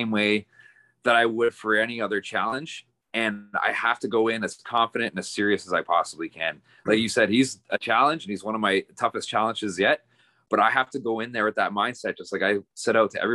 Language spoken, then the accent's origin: English; Destruction Bay, Yukon, Canada; I'm from Destruction Bay, Yukon